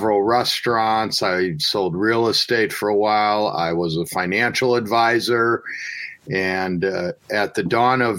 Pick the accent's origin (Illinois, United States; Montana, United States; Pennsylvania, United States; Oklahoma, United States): Illinois, United States; Chicagoland; a nice little place in my hometown that I used to go to when I was a kid